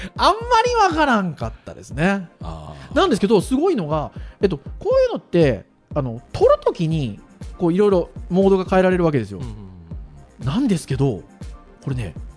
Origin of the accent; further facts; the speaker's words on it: Kurume, Fukuoka, Japan; 僕の実家は久留米ですかねしかも久留米の中の山の中ですからね